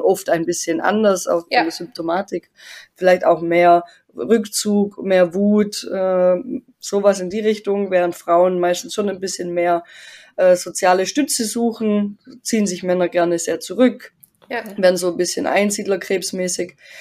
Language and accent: German; Tyrol, Austria; bei uns in Tirol